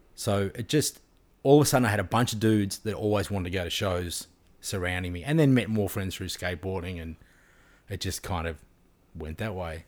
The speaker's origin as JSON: {"language": "English", "town": "Frankston", "region": "Victoria", "country": "Australia", "said": "I was from Frankston"}